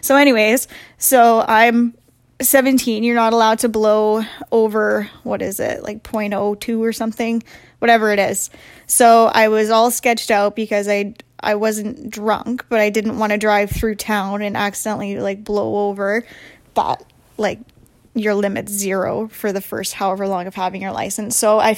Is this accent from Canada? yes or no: yes; Portage la Prairie, Manitoba, Canada; I'm from Portage la Prairie in Manitoba